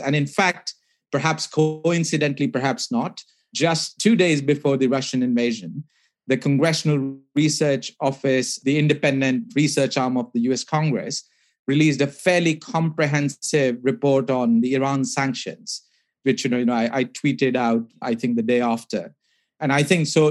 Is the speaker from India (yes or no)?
yes; India; I grew up in India